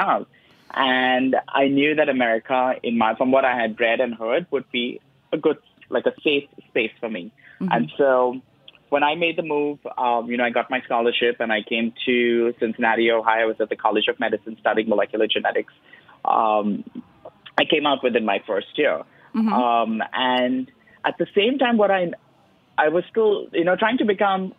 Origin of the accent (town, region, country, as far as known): Mumbai, Maharashtra, India; born or raised there; moved away